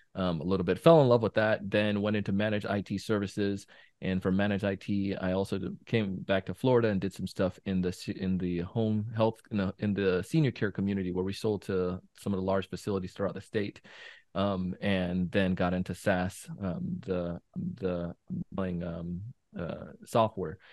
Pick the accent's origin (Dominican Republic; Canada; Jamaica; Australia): Jamaica; moved away; growing up in Jamaica as a kid